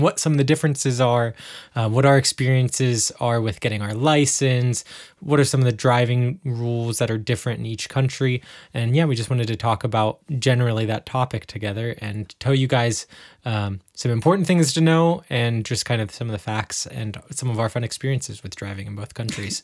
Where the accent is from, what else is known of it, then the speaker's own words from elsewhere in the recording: United States; now in Germany; as an American